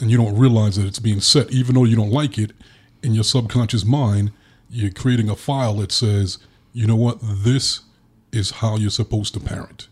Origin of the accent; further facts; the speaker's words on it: New York City, New York, United States; growing up in Brooklyn